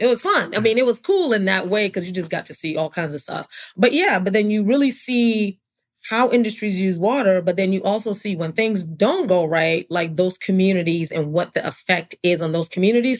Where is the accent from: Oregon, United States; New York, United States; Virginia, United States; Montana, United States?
New York, United States; New York City; also born or lived in Brooklyn / Hartford, Connecticut / New London, Connecticut; now in Atlanta, United States; I was born and raised in New York City, born in Brooklyn, grew up in Queens